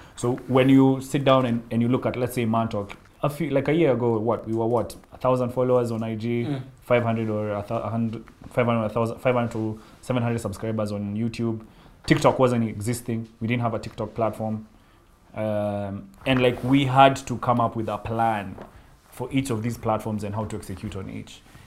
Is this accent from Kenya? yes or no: yes; Kenya; as a Kenyan living in Kenya